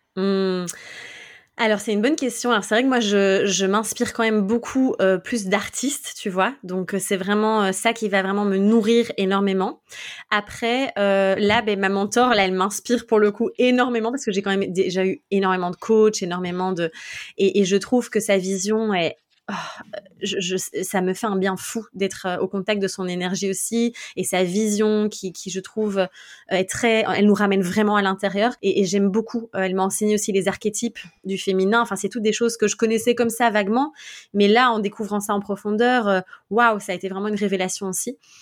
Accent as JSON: {"language": "French", "country": "Belgium", "said": "je suis belge"}